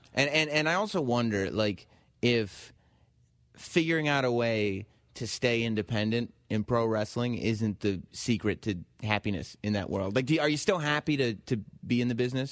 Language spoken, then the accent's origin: English; suburbs of New York, United States; growing up in the suburbs of New York when your dad worked in advertising